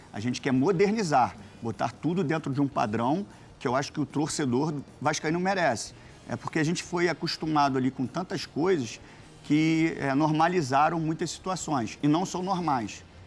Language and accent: Portuguese; Rio de Janeiro, Brazil; eu fui criado em São Januário, meu pai me levava no Vasco